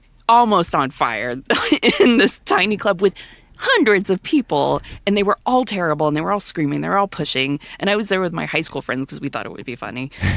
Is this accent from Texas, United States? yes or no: yes; Deer Park, Texas, United States; I'm from Deer Park.